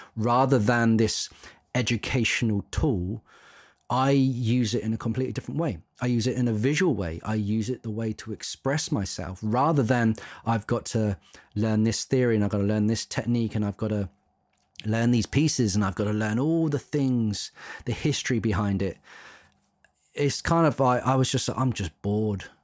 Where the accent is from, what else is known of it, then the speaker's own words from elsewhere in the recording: Isle of Wight, South East England, United Kingdom; I grew up on the Isle of Wight